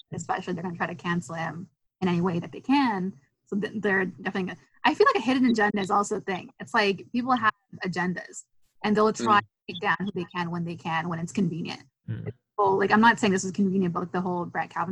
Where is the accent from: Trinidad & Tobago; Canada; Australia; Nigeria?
Canada; I'm from Canada.